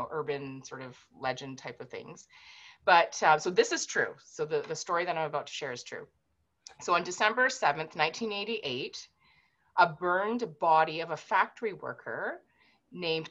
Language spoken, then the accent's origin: English; Vancouver, British Columbia, Canada; I was born and raised in Vancouver